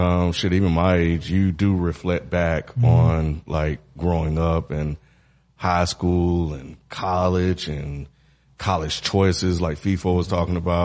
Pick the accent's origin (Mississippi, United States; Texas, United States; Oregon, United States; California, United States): Mississippi, United States; growing up in Mississippi